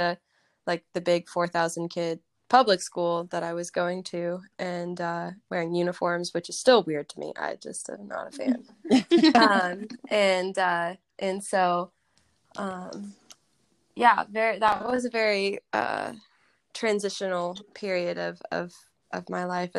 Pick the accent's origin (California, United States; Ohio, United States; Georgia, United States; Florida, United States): California, United States; Riverside; also born or lived in Franklin, Tennessee; I was born in Franklin, Tennessee. My dad was in the music business. And then he became a worship pastor and we moved to Southern California where I kind of grew up. I lived in Riverside